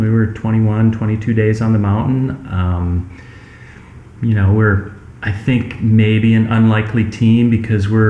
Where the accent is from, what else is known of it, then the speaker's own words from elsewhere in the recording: Iowa, United States; moved away as an adult; now in Denali Park, United States; I grew up in the Midwest in Iowa on an apple orchard